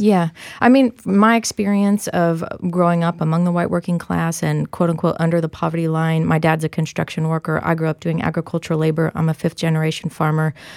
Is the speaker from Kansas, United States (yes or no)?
yes; Kansas, United States; I'm from Kansas